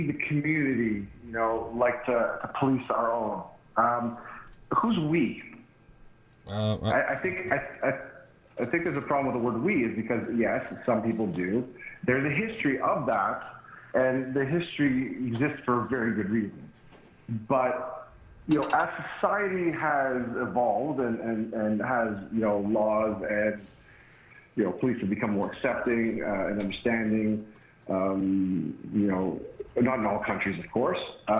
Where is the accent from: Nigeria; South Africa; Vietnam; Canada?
Canada; I'm Canadian.